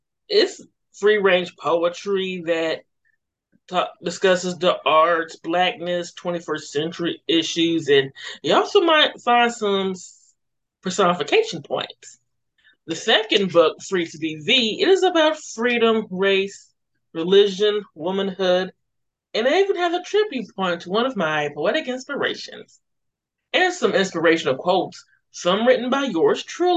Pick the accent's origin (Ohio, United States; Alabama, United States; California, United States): Alabama, United States; Mobile; also born or lived in Paducah, Kentucky; raised in Boba, Alabama